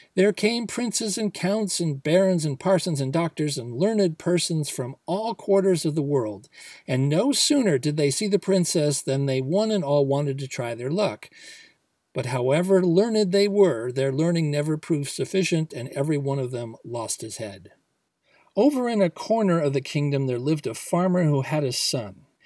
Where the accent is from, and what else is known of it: United States